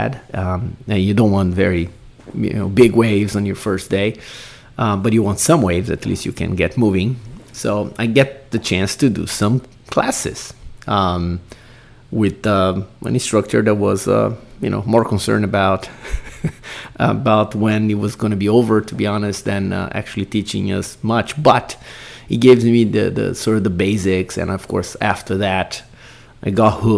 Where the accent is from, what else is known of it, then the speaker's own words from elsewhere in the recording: Brazil; moved away; growing up in Brazil, going to the beach many times